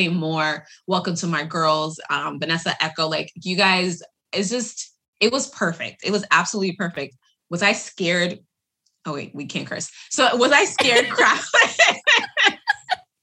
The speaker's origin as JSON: {"language": "English", "region": "New York", "country": "United States", "tie": "born or raised there", "moved": "yes", "said": "my hometown, because that's where I was born and raised"}